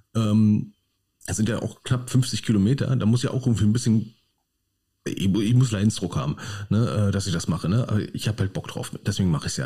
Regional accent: Berlin, Germany; now in Krefeld, Germany; Ich stehe als Berliner am Hauptbahnhof in Düsseldorf

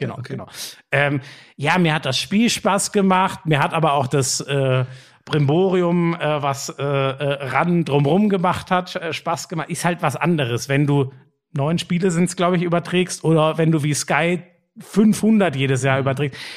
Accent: North Rhine-Westphalia, Germany; moved away; es ist meine alte Heimat da, NRW

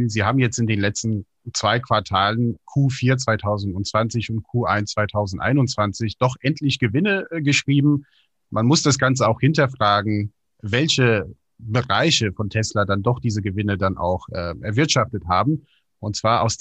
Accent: United States; Ich bin ja selber in den USA aufgewachsen, habe auch viel Kontakt zu meinen Freunden

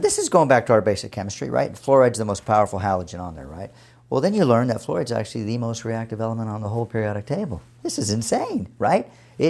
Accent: San Antonio, Texas, United States; And by the way, I grew up in San Antonio, so that was just by fluke that my dad was in the military, and we ended up there

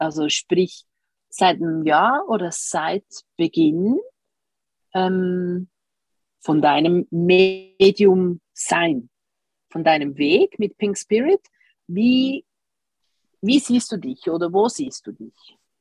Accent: Switzerland; bei uns in der Schweiz

